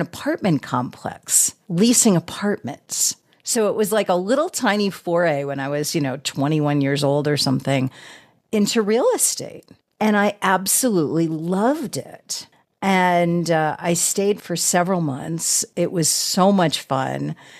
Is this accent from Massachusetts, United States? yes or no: yes; outside of Boston, Massachusetts, United States; moved away as an adult; also born or lived in Austin, Texas; I grew up outside of Boston